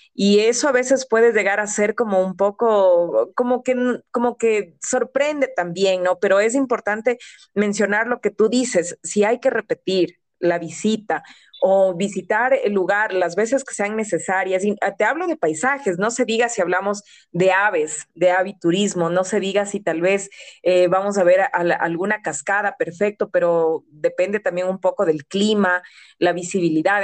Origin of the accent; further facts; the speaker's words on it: Ecuador; siendo ecuatoriana